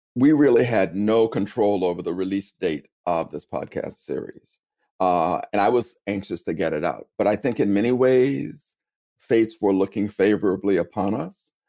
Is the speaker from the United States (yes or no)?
yes; Tallahassee, Florida, United States; accent: Southern; now in New York City, United States; I'm from originally from Tallahassee, Florida